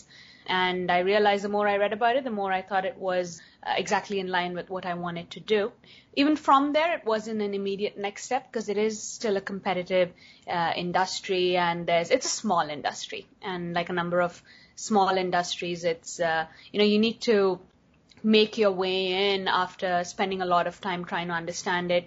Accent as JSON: {"language": "English", "country": "India", "tie": "born or raised there", "also_born_or_lived": "United States", "moved": "as an adult", "said": "growing up in India"}